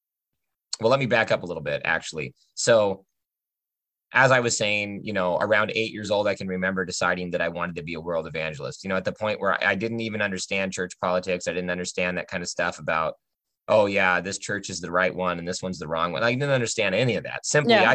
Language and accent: English; Port Angeles, Washington, United States; also born or lived in Oregon; Yes, I was born in Washington, but raised in Oregon for the first 6 to 8 years of my life. Then I lived in Port Angeles, Washington, all the way through about 2004